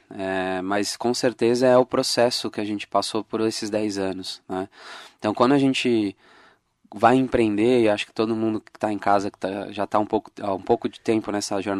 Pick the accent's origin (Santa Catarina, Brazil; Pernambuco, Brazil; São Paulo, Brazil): São Paulo, Brazil; Sou de São Paulo.